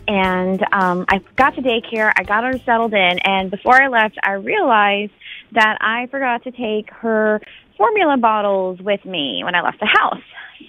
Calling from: Raleigh, North Carolina, United States; Raleigh, yeah.

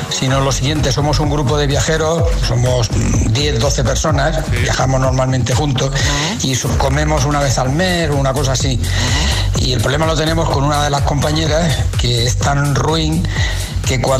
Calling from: Murcia, Region of Murcia, Spain; Buenos días, agitadores. … de Murcia.

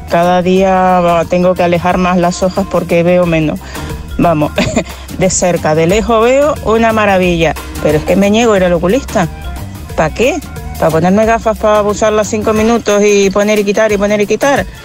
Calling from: Móstoles, Community of Madrid, Spain; Soy … de Móstoles.

